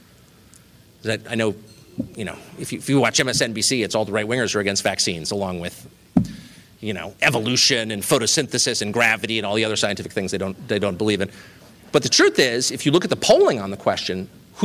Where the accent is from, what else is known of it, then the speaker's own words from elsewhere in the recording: La Jolla, California, United States; I grew up in La Jolla, California, next to the Salk Institute.